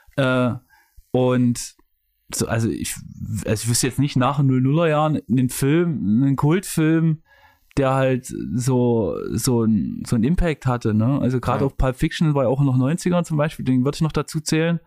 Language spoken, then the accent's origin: German; Leipzig, Saxony, Germany; in Leipzig, wo ich herkomme